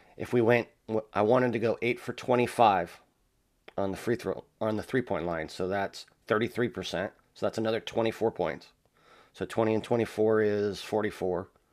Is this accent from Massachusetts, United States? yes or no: no; La Verne, California, United States; I grew up in the city of Laverne